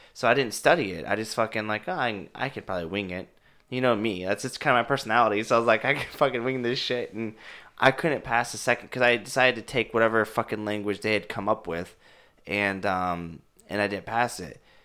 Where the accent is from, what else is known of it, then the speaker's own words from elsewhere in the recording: Kansas City, United States; I grew up in, I grew up in Kansas City